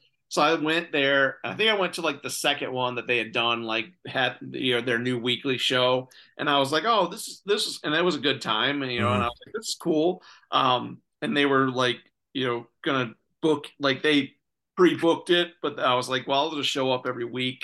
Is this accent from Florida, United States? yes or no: no; Michigan, United States; also born or lived in Illinois / Lansing, Michigan; I was born in Illinois, but moved to Michigan when I was like 3, so most of my life